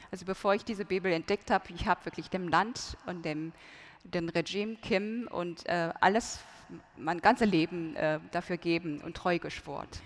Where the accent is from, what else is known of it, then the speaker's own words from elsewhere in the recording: North Korea; German is a second language; wenn man geboren wird in Nordkorea, ähm, von Grund von Kindesbeinen an, Grundschule, ähm, Kindergarten, Grundschule, Mittelschule, ähm, man lernt nur einfach die Ideologie, Juche-Ideologie